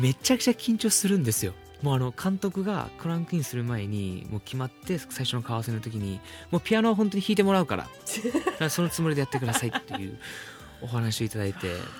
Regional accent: Myanmar; now in Japan; 僕ミャンマー出身なんで

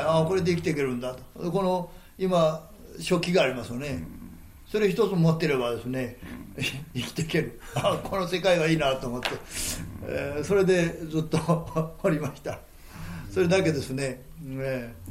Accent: Japan; 奈良が近いもんですから

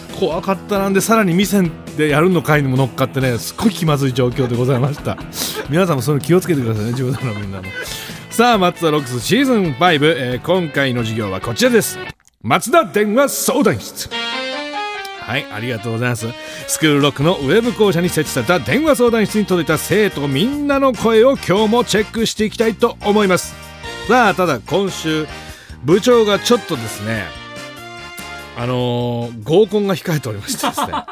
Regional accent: Gifu, Japan; 地元が岐阜

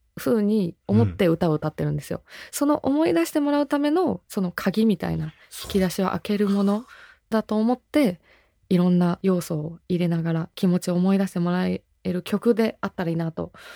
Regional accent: Nagano, Japan; moved away as an adult; also born or lived in Kagawa; now in Tokyo, Japan; 私地元長野なので

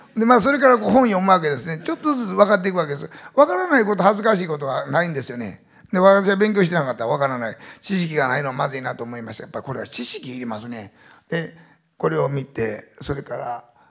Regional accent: Osaka, Japan; 私は大阪という地方都市に生まれましたので大阪っていうのに誇りを持ちます

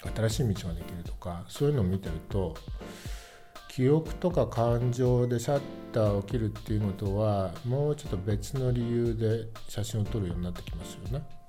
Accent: Rikuzentakata, Iwate, Japan; moved away as an adult; now in Tokyo, Japan; 自分の生まれ育った陸前高田

